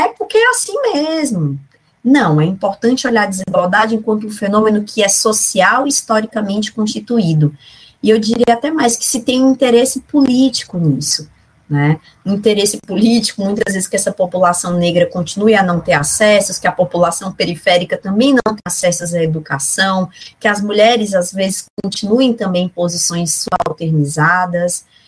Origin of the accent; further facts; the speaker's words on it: Fortaleza, Ceará, Brazil; eu sou cearense, sou de Fortaleza, né, cidade onde eu nasci, que eu conservo ainda bastante sotaque.